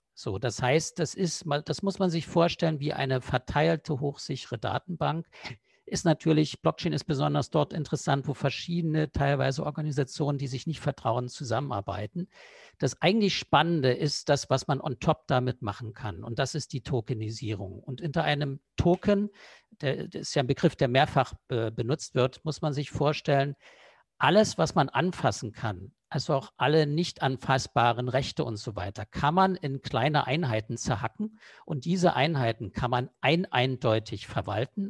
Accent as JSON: {"language": "German", "region": "East Germany", "country": "Germany", "tie": "born or raised there", "said": "ich bin früher mal im Osten groß geworden."}